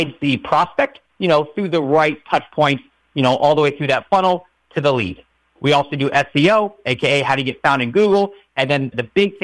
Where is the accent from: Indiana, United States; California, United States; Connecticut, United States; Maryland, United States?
Maryland, United States; I grew up in Maryland